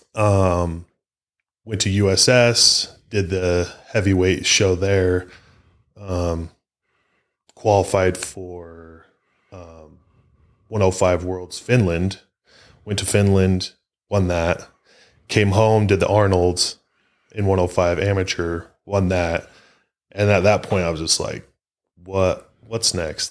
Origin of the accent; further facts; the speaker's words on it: Utah, United States; I'm from Utah